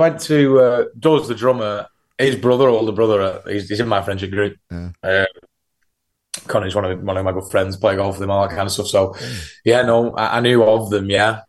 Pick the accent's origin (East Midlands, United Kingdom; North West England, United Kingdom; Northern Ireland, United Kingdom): North West England, United Kingdom; Southport; We're not a fucking Wigan band. I'm from Southport.